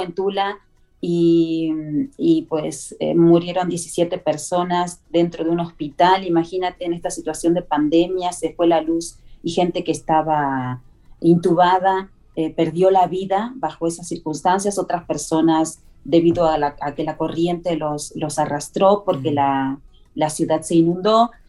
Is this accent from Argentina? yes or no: yes; southern Argentina, Argentina; moved away; Vengo de Argentina, del sur de Argentina